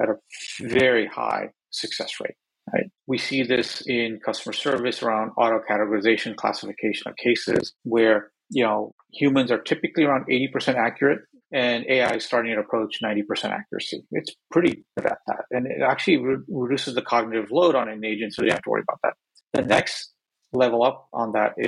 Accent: Northeast Ohio, United States; now in Bay Area, United States; I grew up in Northeast Ohio

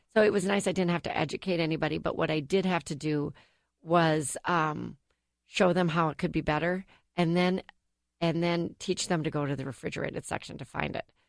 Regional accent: United States; I grew up in Whitbread Lake

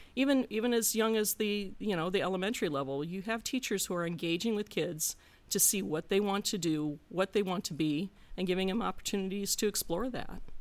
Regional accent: Gary, Indiana, United States; now in Hilliard, United States; I grew up in, uh, unincorporated Calumet Township, sandwiched between Gary and the town of Griffith

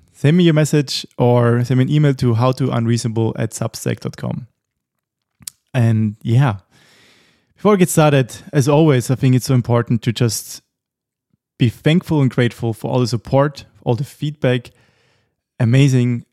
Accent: Austria; moved away

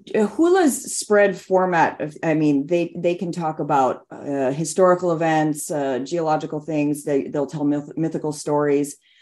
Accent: Hilo, Hawaii, United States; now in California, United States; my hometown of Hilo on the Big Island of Hawaii

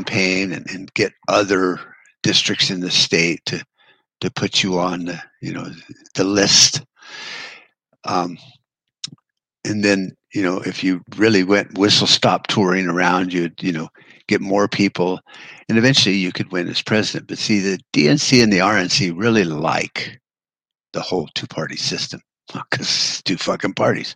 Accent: United States; We, as American people

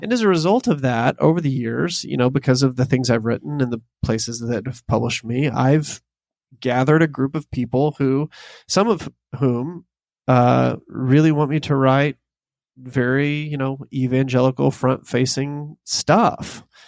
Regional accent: the South, United States; the poetry that I was born into as a Southerner

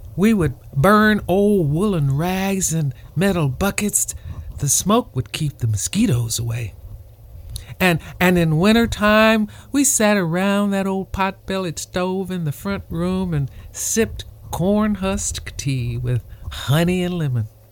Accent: Maringouin, Louisiana, United States; now in Camarillo, United States; my hometown, Maringouin

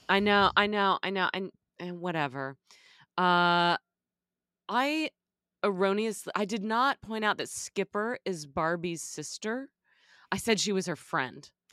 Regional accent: Texas, United States; as a little girl growing up in Texas

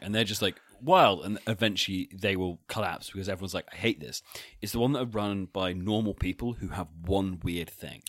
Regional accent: Salisbury, South West England, United Kingdom; I'm from Salisbury

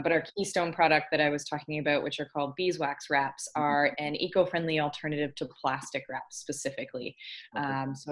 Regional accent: Ontario, Canada; moved away as an adult; now in Victoria, Canada; I'm from Ontario originally, and I live out here in Victoria and BC now.

